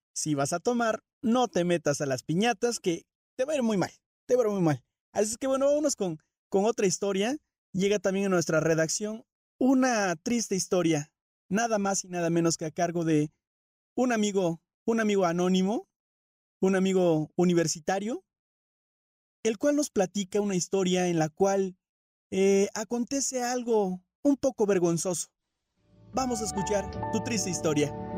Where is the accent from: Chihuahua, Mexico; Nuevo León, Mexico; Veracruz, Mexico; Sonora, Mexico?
Veracruz, Mexico; Orizaba; now in San Juan del Río, Mexico; soy originario de Orizaba, Veracruz. Ya tengo mucho tiempo viviendo aquí en, en San Juan del Río Querétaro